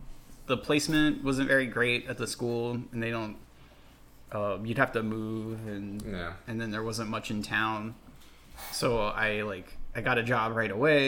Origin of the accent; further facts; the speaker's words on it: New Castle, Delaware, United States; now in Florida, United States; I'm from Newcastle, Delaware.